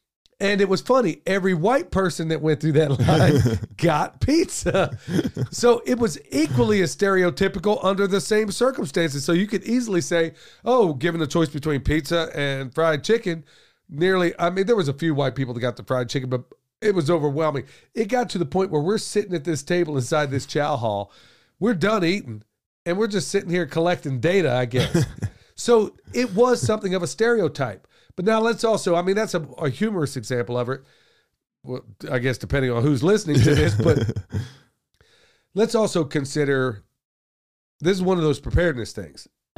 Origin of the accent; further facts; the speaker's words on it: Oklahoma, United States; There's a whole lot of stereotypes where I grew up in Oklahoma regarding Native Americans.